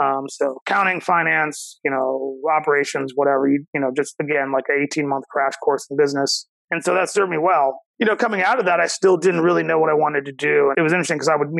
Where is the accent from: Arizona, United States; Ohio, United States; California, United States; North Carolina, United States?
Ohio, United States; Cincinnati; I'm born and raised in Cincinnati